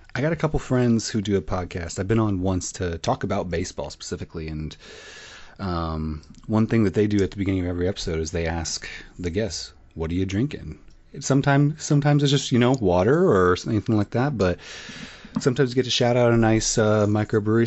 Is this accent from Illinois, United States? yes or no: yes; Illinois, United States; I'm only from Illinois